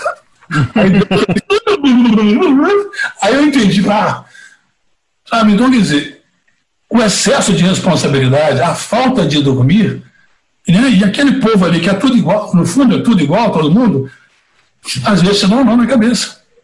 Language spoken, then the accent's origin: Portuguese; Divinópolis, Minas Gerais, Brazil; eu sou de Divinópolis, no interior de Minas